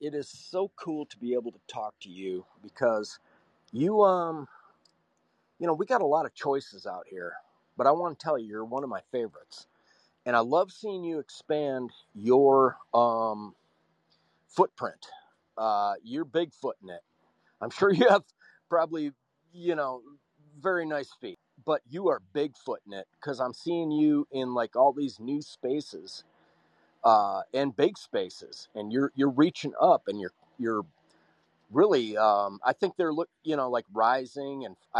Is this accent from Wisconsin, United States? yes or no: yes; Wisconsin, United States; I come from Wisconsin, and the Barack Obama effect was like a nuclear detonation in Wisconsin.